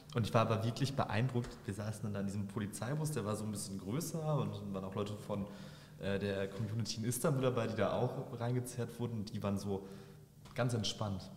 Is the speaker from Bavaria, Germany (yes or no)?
no; Bochum, North Rhine-Westphalia, Germany; Ich bin in Wattenscheid aufgewachsen